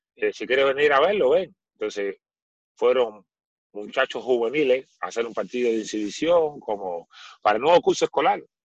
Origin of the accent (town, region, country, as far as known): Cuba; born or raised there; moved away as an adult; now in Chile